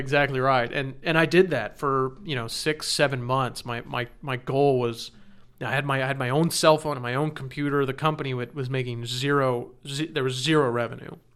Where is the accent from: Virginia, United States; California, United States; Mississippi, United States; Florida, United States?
California, United States; Orange County; I'm born and raised in Orange County. That's, that's where I grew up